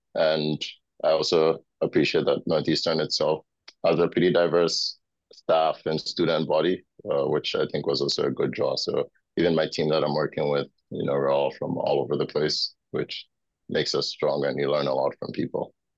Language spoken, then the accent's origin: English; Accra, Greater Accra, Ghana; moved away as an adult; also born or lived in Indiana, United States; now in United States; I grew up in Ghana. It's in Accra, Ghana.